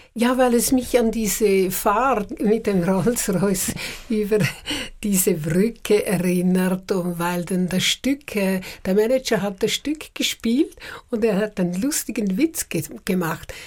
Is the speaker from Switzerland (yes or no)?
yes; Uster, Zurich, Switzerland; moved away as an adult; also born or lived in Paris; Ich bin ja von Uster gekommen, einem kleinen Dorf